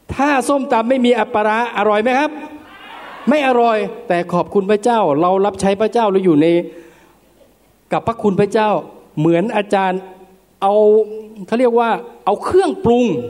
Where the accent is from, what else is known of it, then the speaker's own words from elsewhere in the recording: Nakhon Ratchasima, Thailand; ผมนานๆผมจะกลับมาที่โคราชทีหนึ่งครับ บ้านผมอยู่ที่โคราช